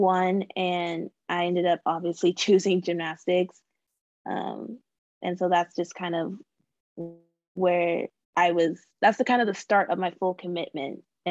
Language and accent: English; Carrollton, Texas, United States; also born or lived in Arlington, Texas; So I was born in Texas, born and raised. I was born in Arlington, and then I kind of did a lot of my growing up in Carrollton, Texas.